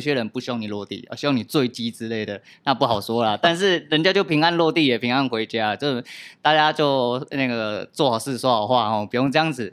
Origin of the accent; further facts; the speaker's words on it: Tucheng, New Taipei, Taiwan; 我本来就是土生土长、土生人